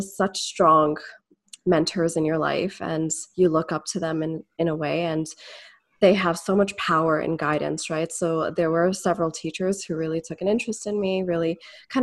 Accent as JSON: {"language": "English", "area": "Etobicoke, Malton, Brampton", "region": "Ontario", "country": "Canada", "tie": "born or raised there", "said": "So I was born in Etobicoke. I was raised, I guess, between Moulton and then later Brampton, as well as Etobicoke"}